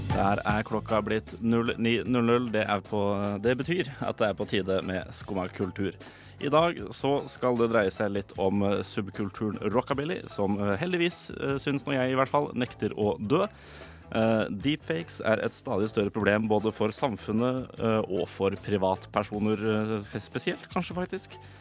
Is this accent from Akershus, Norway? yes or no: yes; Drøbak, Akershus, Norway; jeg kommer fra Drøbak